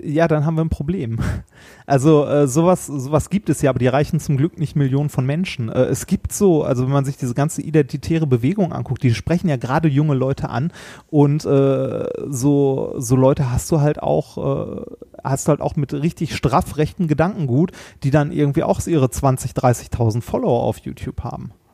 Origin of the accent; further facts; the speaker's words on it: Ruhr area, North Rhine-Westphalia, Germany; wir kommen ja beide aus dem Ruhrpott